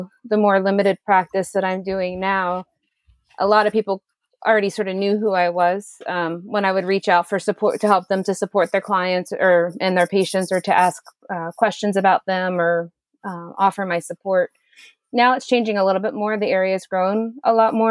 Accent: Leesburg, Virginia, United States; I was born in Leesburg, Virginia, in Loudon County

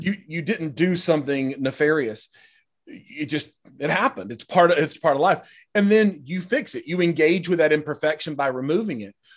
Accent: United States; as an American society

